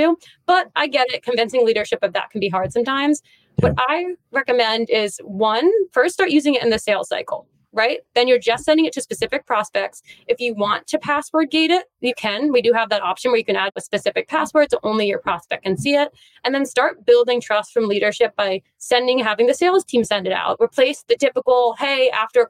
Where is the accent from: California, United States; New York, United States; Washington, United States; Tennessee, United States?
New York, United States; New York City; being a New Yorker